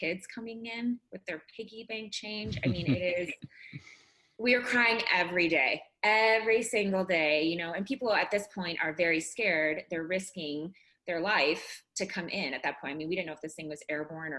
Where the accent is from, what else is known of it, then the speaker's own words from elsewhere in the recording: Chicago, Illinois, United States; moved away as an adult; now in Colorado, United States; I'm from Chicago.